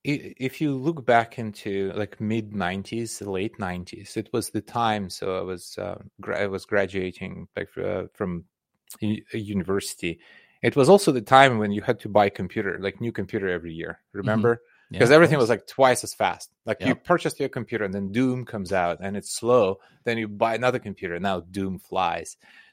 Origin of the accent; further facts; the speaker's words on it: Belarus; English is a second language; also born or lived in Soviet Union; So I grew up in Soviet Union. So okay. It was a completely different country. It was much bigger, and Russia was just one of 15 different republics within that country. But in Soviet Union, I was born in Belarus, which is now a separate country.